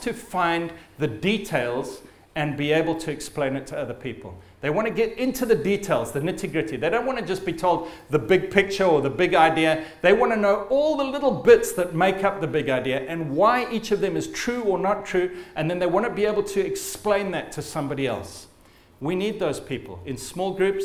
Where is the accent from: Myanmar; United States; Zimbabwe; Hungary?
Zimbabwe; I'm of Scottish descent, but I was born in Zimbabwe